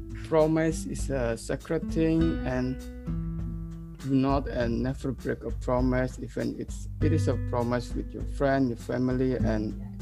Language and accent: English; Blitar, East Java, Indonesia; I was born in Blitar, and that's where Mount Kulut is.